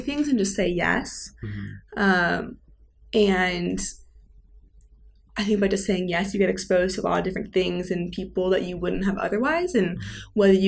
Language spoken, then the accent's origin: English; Seattle, Washington, United States; moved away; Growing up in Seattle